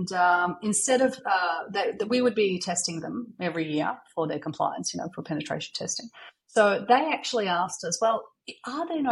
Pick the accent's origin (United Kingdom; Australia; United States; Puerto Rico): Australia; accent: Aussie; moved away; Aussie. So my accent is not the one that the Americans are used